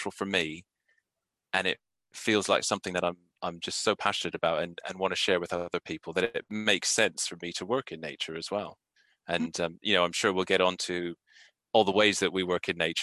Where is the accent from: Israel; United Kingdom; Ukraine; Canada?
Canada; Calgary, Alberta; moved away; I grew up in Canada, and we were lucky enough to be just down the road from us, you know, 10-minute walk away was a river, Elbow River